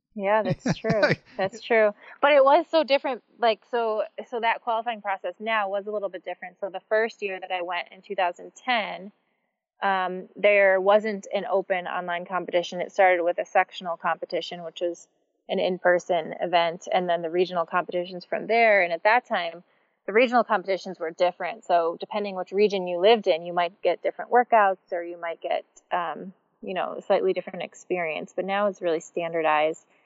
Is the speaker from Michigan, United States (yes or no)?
yes; Michigan, United States; I grew up in Michigan and I grew up doing gymnastics